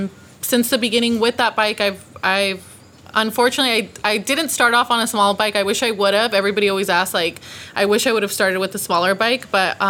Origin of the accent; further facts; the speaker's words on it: Thousand Oaks, California, United States; So I'm from Thousand Oaks, California. It's passing Calabasas.